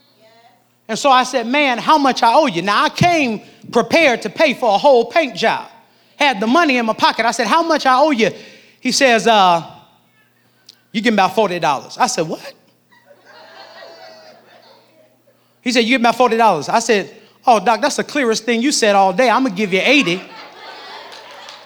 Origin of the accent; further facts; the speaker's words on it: Nebraska, United States; now in Jacksonville, United States; I'm from Nebraska